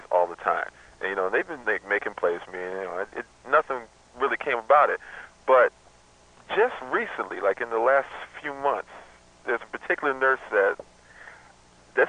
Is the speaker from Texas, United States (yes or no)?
no; Detroit, Michigan, United States; I'm from Detroit